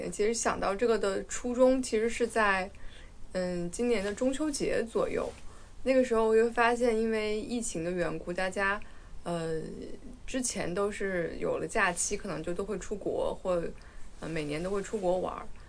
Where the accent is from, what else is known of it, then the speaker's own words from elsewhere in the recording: Guizhou, China; 我是在贵州出生的，在贵州长大的。